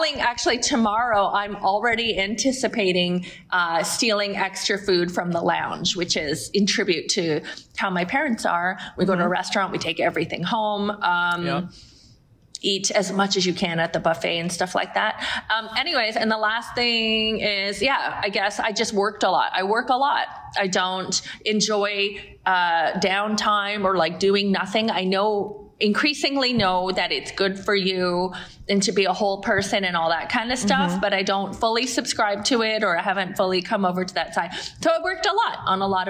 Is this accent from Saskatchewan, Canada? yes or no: no; Toronto, Ontario, Canada; moved away as an adult; now in Vancouver, Canada; I was born and raised in Toronto. And then I lived there like pretty much all of my life until 10 years ago when I moved to the West Coast